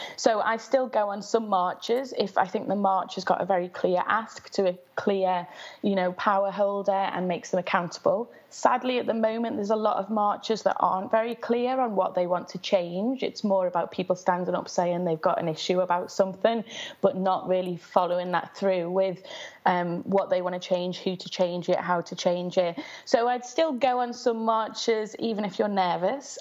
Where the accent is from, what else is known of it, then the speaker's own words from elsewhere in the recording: Liverpool, North West England, United Kingdom; I grew up in West Everton, which is a very low-income area in Liverpool